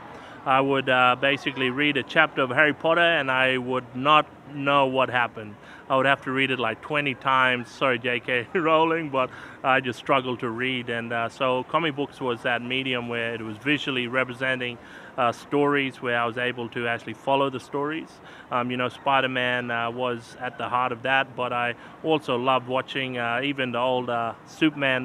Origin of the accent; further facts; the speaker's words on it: Australia; Gunyindi peoples, with my Thongundi, my language, what we speak from back home